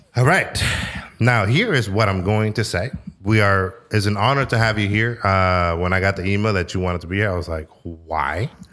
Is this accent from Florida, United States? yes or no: no; San Francisco, California, United States; now in Sacramento, United States; growing up in San Francisco